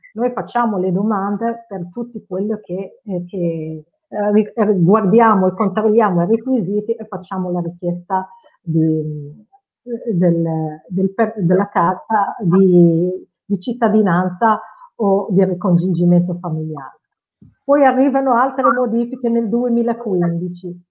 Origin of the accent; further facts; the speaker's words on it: Casablanca, Casablanca-Settat, Morocco; Italian is a second language; now in Novi Ligure, Italy; il eh, mio paese d'origine è il Marocco, sono nata a Casablanca e sono circa 30 anni in Italia.